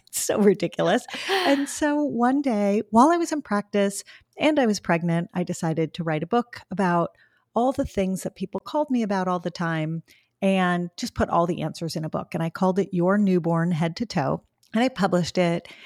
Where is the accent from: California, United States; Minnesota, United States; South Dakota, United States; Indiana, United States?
California, United States; Los Angeles; I grew up in Los Angeles